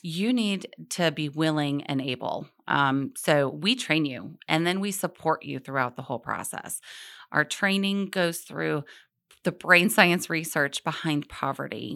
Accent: Charlotte, North Carolina, United States; I grew up in Charlotte

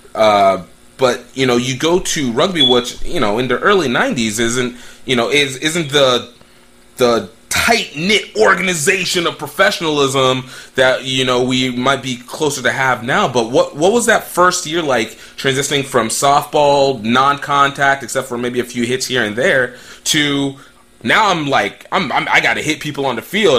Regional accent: central Pennsylvania, United States; my origination is from like Pennsylvania, so I get like the the whole central Pennsylvania kind of slow college town. I'm a college brat

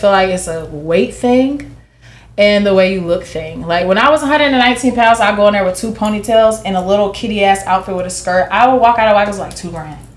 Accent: Jacksonville, Florida, United States; also born or lived in Atlanta / Las Vegas; I'm from Jacksonville. I've lived. I've lived in Atlanta. I've lived in Vegas.

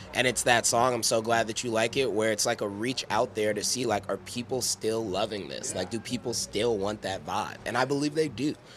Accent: Midwest, United States; we're from the Midwest.

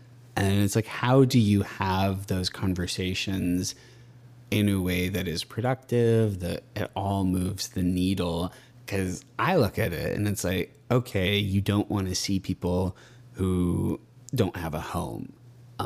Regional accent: Austin, Texas, United States; I grew up here. I was born and raised in Austin

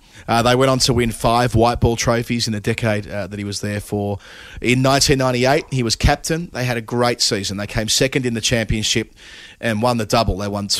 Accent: Pakistan; I come from Pakistani culture.

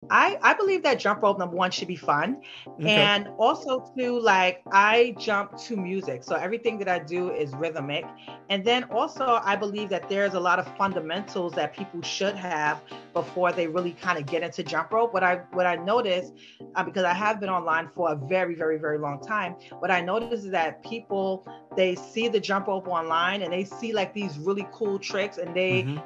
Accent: New York City, New York, United States; I grew up in New York in a Bronx between Bronx and Harlem

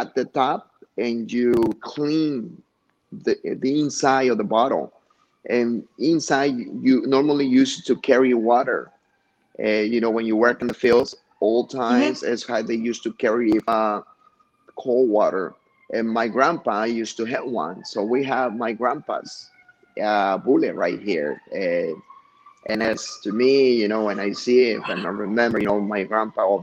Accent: Huitzuco, Guerrero, Mexico; now in Chicago, United States; this is like a museum of Huitzuco, my hometown

